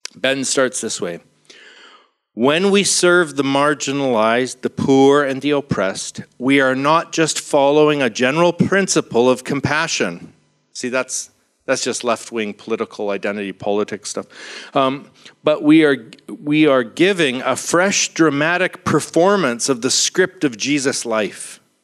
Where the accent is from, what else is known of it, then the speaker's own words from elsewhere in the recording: Vancouver, British Columbia, Canada; I'm from Vancouver, Canada